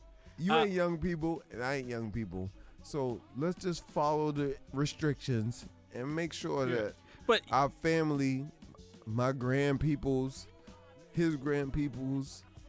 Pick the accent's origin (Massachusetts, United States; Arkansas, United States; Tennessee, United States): Massachusetts, United States; Boston; And I'm not going to act like I'm not Boston born, straight from Dorchester. I was born in Dorchester, and they transported me to Boston City Hospital.